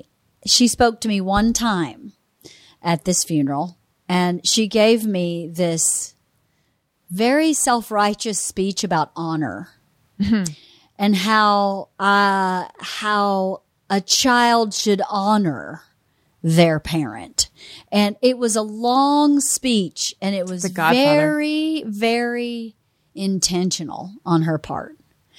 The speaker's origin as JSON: {"language": "English", "region": "Georgia", "country": "United States", "said": "I mean, I'm from Georgia."}